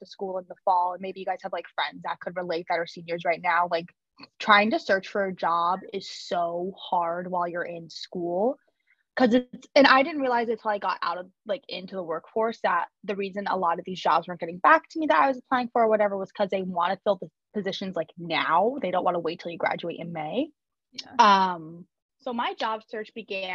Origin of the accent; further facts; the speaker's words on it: right outside of Springfield, Western Massachusetts, United States; moved away as an adult; now in Boston, United States; I grew up in Western Mass. I grew up right outside of Springfield